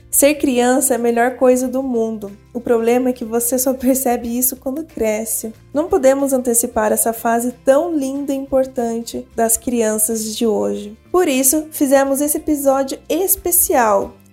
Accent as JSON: {"language": "Portuguese", "town": "Avaré", "region": "São Paulo", "country": "Brazil", "tie": "born or raised there", "said": "chegava da escola e dava voltas perto de casa, lá em Avaré, interior de São Paulo, onde eu nasci."}